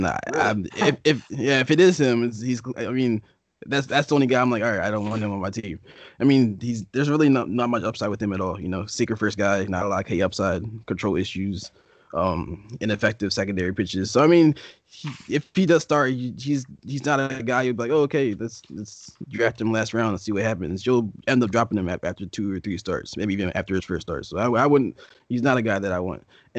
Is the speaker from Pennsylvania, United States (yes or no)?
yes; Philadelphia, Pennsylvania, United States; Yeah, Philly.